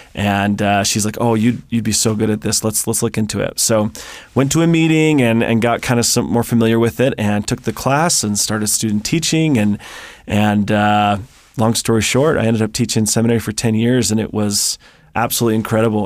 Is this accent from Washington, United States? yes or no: yes; Seattle, Washington, United States; moved away; I grew up in the Seattle area